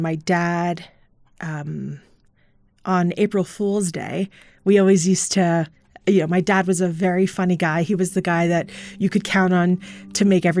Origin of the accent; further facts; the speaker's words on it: New York, United States; And then, you know, as I get older, I feel like I identify as a New Yorker.